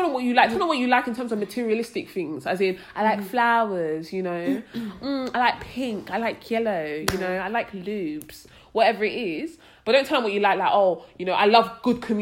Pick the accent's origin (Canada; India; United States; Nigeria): Nigeria; I'm Nigerian